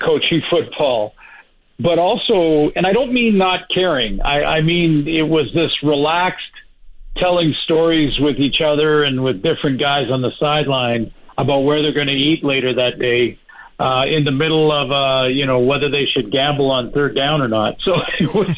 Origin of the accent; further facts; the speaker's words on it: Canada; I'm Canadian